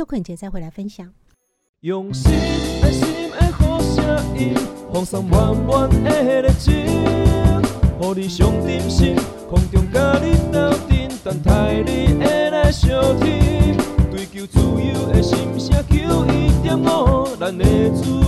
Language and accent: Chinese; Taiwan; 我们台湾人现在很多女性哈，听到都会觉得哇。